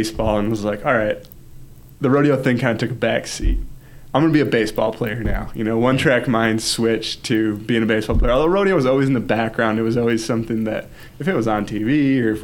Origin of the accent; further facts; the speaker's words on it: Kentwood, Michigan, United States; I grew up here in Kentwood.